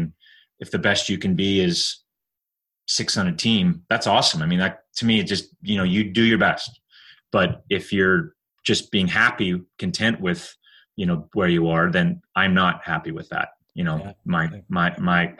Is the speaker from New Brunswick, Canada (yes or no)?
no; Calgary, Alberta, Canada; moved away as an adult; also born or lived in Cincinnati; now in Buffalo, United States; I grew up in Calgary